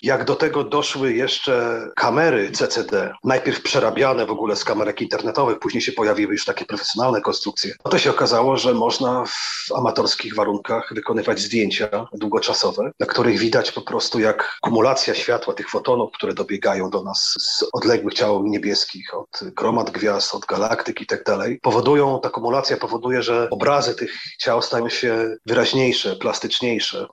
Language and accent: Polish; Elbląg, Warmian-Masurian Voivodeship, Poland; ode mnie z rodzinnego Elbląga